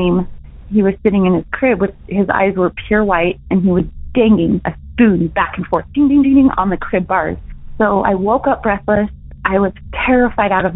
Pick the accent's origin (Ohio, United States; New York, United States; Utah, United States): Utah, United States; I'm from Utah